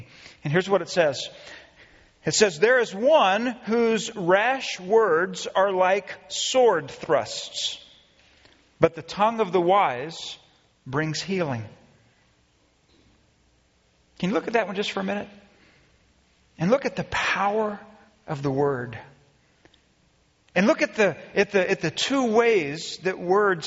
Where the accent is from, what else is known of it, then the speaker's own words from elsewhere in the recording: Friendswood, Texas, United States; I grew up in Friendswood, Texas